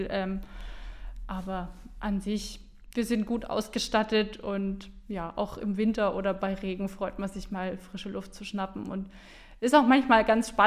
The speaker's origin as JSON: {"language": "German", "town": "Bamberg", "region": "Bavaria", "country": "Germany", "tie": "born or raised there", "said": "Also ich komme aus Bamberg, bin da geboren, aufgewachsen ähm, und ja, Franken ist einfach so ein äh, tolles Stückchen Land"}